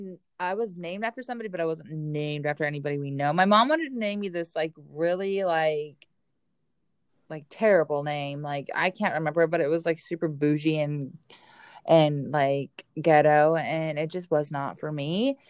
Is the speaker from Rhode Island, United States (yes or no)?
no; Arizona, United States; I'm from Arizona